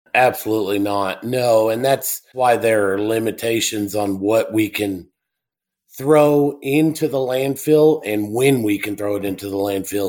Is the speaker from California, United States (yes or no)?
no; El Paso, Texas, United States; also born or lived in Delaware Basin; I am originally from El Paso, Texas. Grew up there